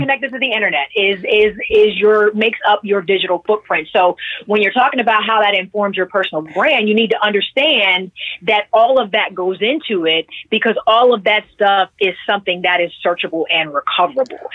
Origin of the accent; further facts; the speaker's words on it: Pittsburgh, Pennsylvania, United States; I'm originally from Pittsburgh, PA